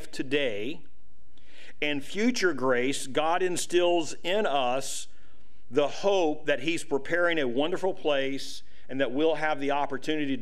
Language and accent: English; United States; as American citizens today